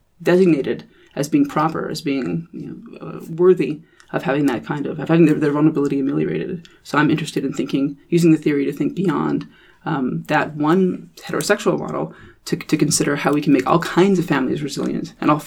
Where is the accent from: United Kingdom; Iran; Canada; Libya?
Canada; me being a Canadian and a Canadian legal scholar